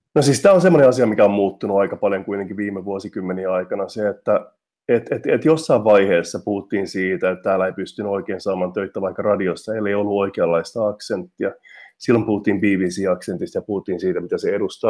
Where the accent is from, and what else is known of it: Finland; moved away as an adult; also born or lived in Liverpool, United Kingdom / Manchester, United Kingdom; now in London, United Kingdom